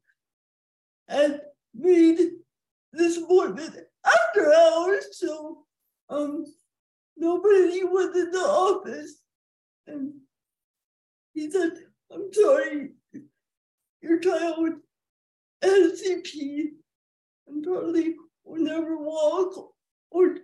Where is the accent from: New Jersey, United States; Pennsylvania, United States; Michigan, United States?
Michigan, United States; Ann Arbor; I was born in April of 1980 at the University of Michigan Hospital in Ann Arbor.